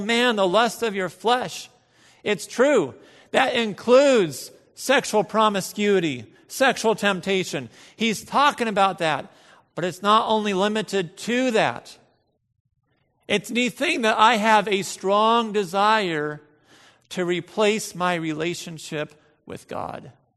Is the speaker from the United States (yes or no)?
yes; United States; we are American